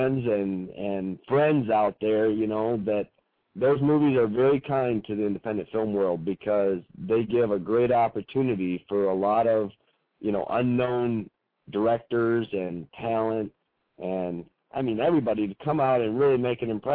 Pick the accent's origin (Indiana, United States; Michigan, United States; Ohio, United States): Michigan, United States; growing up in Michigan here